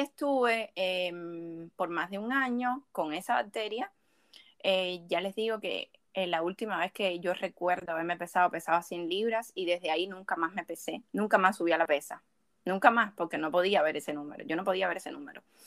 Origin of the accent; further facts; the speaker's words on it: Cuba; also born or lived in Havana, Cuba; Cuando yo estaba en mi pueblo, yo me sentía tan incómoda